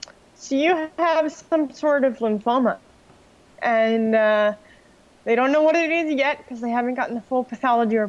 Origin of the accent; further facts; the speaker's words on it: New York, United States; now in Florida, United States; I'm originally from New York.